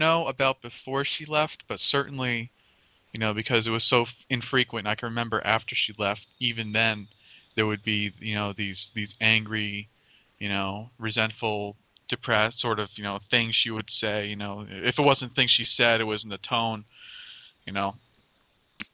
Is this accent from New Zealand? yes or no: no; Totowa, Hawthorne, New Jersey, United States; I was transferred to a Christian school from a public school. And like maybe 2 years after that we moved from Totowa to Hawthorne